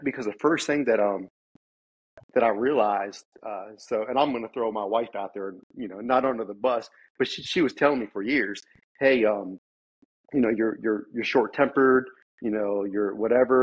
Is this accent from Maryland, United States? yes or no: yes; Maryland, United States; moved away as an adult; now in Texas, United States; Born and raised in Maryland